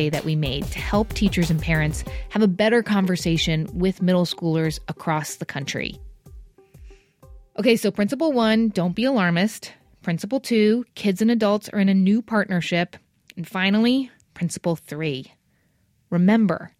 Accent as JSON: {"language": "English", "region": "New Jersey", "country": "United States", "tie": "born or raised there", "said": "Ridgewood, New Jersey, my home state"}